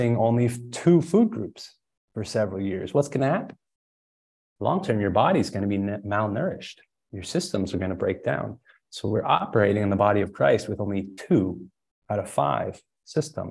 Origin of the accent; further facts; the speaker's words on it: Springfield, Illinois, United States; moved away as an adult; also born or lived in San Diego, California; born and raised in Springfield, Illinois, but then moved out to California and San Diego for college